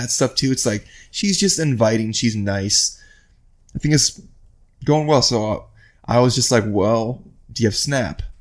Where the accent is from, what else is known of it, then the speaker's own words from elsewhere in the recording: Midwest, United States; I'm from the Midwest and I'm down here now.